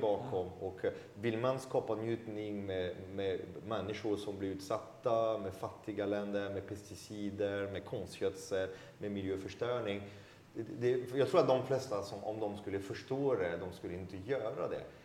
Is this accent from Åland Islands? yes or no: no; France; now in Sweden; Som fransman